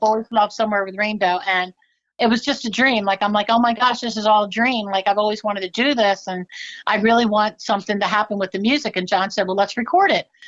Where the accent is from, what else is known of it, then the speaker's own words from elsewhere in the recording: Downingtown, Pennsylvania, United States; my hometown, Downingtown, Pennsylvania